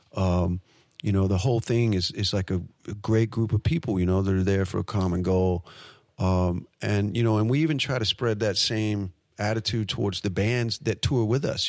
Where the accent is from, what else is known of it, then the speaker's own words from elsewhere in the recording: United States; being an American